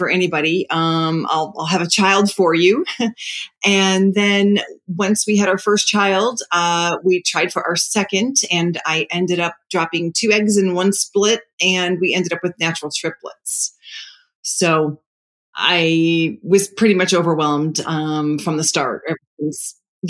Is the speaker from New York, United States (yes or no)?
yes; New York, United States; I'm Italian. I'm a New Yorker